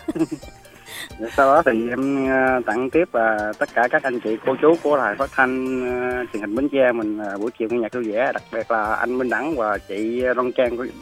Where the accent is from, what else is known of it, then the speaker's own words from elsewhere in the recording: Tiền Giang, Vietnam; now in District 8, Ho Chi Minh City, Vietnam; quê em ở tiền giang